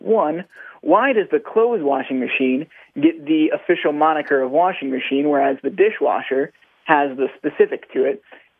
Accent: Ohio, United States; also born or lived in Los Angeles, United States; now in Kentucky, United States; No, we're both from Ohio originally. We've been in Kentucky about 2 months now, so we haven't okay. quite picked up the way that they speak here, but we both move around quite a bit.

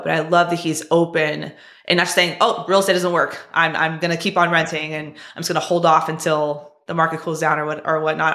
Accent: California, United States; I'm from California too

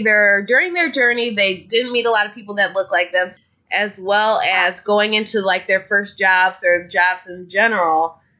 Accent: Ohio, United States; So I'm from Ohio, too, and we've talked about being from Ohio.

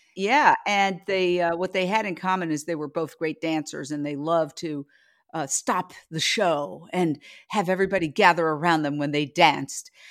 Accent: New York, United States; moved away as an adult; now in Los Angeles, United States; I grew up in Midtown Manhattan, across the street from Carnegie Hall

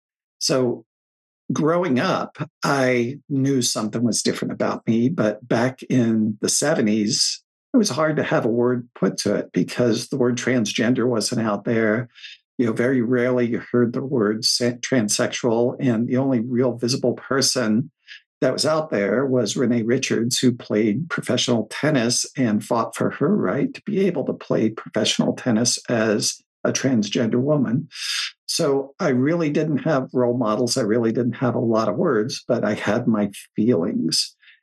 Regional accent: Coventry, Rhode Island, United States; I lived in Coventry. So it's Central West.

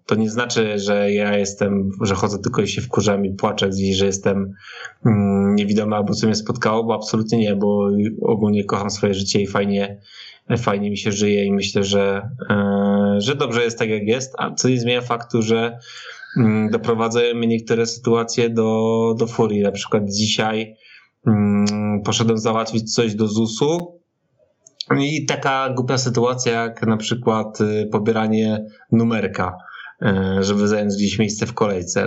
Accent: Silesian Voivodeship, Poland; wychowywałem się na Śląsku

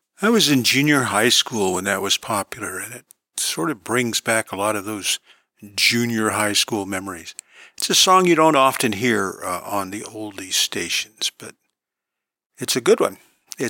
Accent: Long Beach, California, United States; born or raised there

